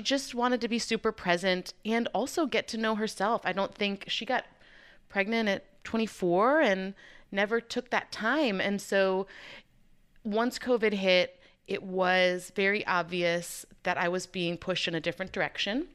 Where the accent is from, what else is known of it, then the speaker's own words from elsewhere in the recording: Chicago, Illinois, United States; moved away as an adult; also born or lived in Waco, Texas; I'm originally from Chicago